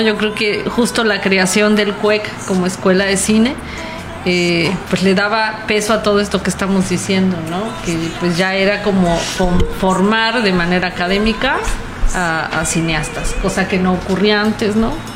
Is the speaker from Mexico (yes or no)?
yes; Mexico